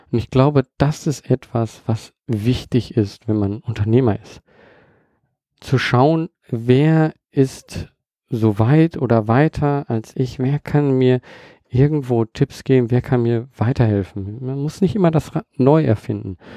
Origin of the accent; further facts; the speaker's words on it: Germany; born there; Ich bin in Deutschland geboren